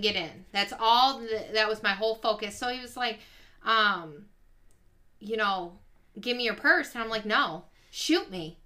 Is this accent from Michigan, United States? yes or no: yes; Ypsilanti, Michigan, United States; We moved to Ypsilanti